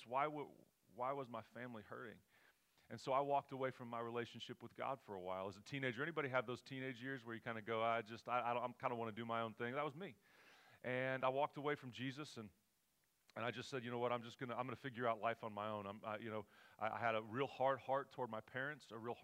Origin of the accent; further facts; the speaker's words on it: Oklahoma, United States; moved away as an adult; now in California, United States; We're from Oklahoma.